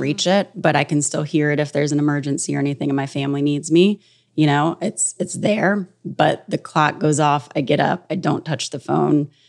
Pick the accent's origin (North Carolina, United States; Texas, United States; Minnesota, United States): North Carolina, United States; moved away; also born or lived in New York; growing up in North Carolina from when I was twelve